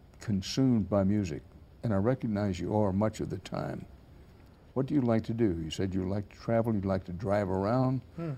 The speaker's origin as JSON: {"language": "English", "region": "Texas", "country": "United States", "tie": "born or raised there", "said": "I'm a Texan, fifth or sixth generation Texan, born and raised there."}